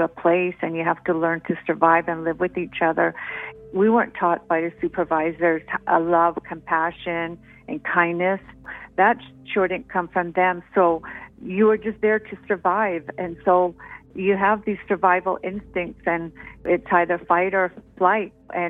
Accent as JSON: {"language": "English", "area": "Blood Tribe", "region": "Alberta", "country": "Canada", "said": "I'm from the Blood Tribe, otherwise known as Gana Nation."}